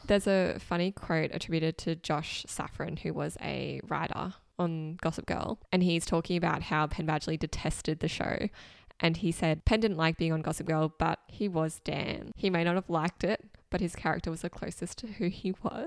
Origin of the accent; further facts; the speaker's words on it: Australia; growing up in Australia